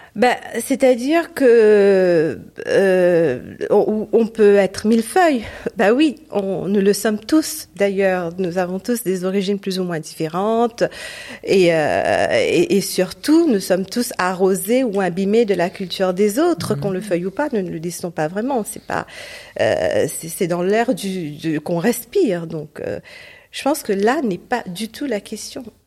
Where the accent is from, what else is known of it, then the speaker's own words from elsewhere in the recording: Port Louis, Mauritius; moved away; c'était à Maurice pendant longtemps, au, mon pays natal où je suis née et j'ai grandi